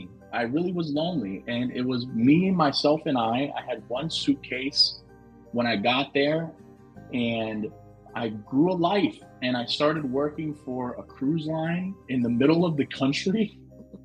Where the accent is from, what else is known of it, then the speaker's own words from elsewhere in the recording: Hollywood, Florida, United States; moved away as an adult; also born or lived in Washington, D.C.; now in Kansas, United States; I was born in Hollywood, Florida